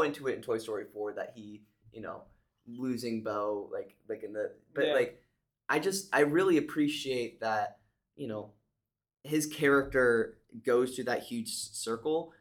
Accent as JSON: {"language": "English", "region": "Texas", "country": "United States", "tie": "born or raised there", "said": "growing up in Texas"}